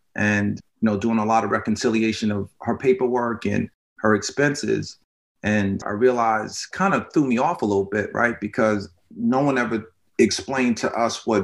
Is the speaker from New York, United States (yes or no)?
yes; White Plains, New York, United States; I'm from White Plains, New York. Grew up in White Plains